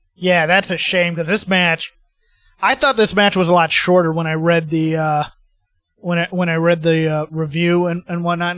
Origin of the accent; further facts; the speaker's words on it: United States; as an American